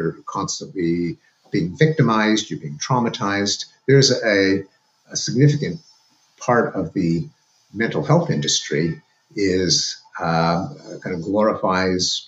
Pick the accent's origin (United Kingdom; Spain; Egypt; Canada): Canada; moved away as an adult; now in United States; going to school in Canada, where I lived with my parents, as Canadians